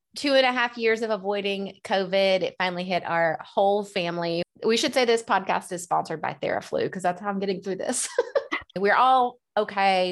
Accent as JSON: {"language": "English", "town": "Dothan", "region": "Alabama", "country": "United States", "tie": "born or raised there", "moved": "yes", "lives_now": "Nashville, United States", "said": "my hometown of Dothan, Alabama"}